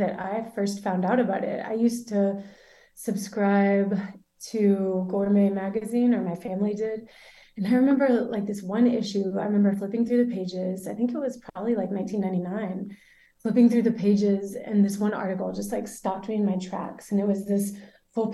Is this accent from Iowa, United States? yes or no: no; Birmingham, Alabama, United States; moved away as an adult; also born or lived in Louisiana; now in San Sebastián, Spain; moved back to Birmingham, which is where I'm from